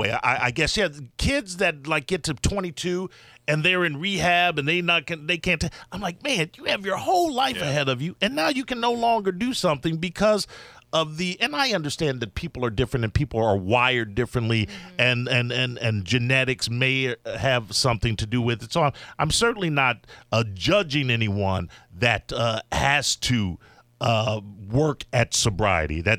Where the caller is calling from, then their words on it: Mississippi, United States; Yeah, Mo, this is …. I'm calling from Mississippi.